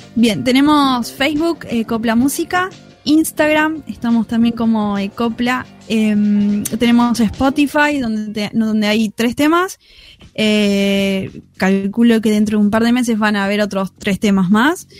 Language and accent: Spanish; Escobar / Tigre, Buenos Aires, Argentina; Nosotras somos eh, de Escobar y de Tigre